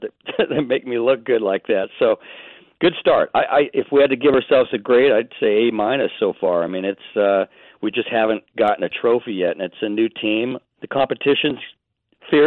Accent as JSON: {"language": "English", "region": "California", "country": "United States", "tie": "born or raised there", "said": "I grew up in California as a kid"}